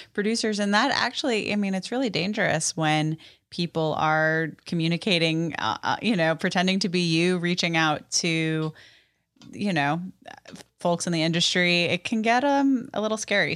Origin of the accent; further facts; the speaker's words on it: New York City, New York, United States; moved away as an adult; now in Nashville, United States; I'm born and raised in New York City